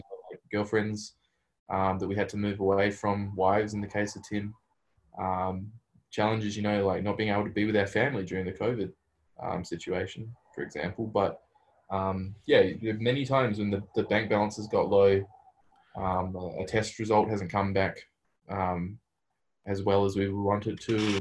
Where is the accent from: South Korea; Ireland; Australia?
Australia; moved away as an adult; now in Berkeley, United States; As an Australian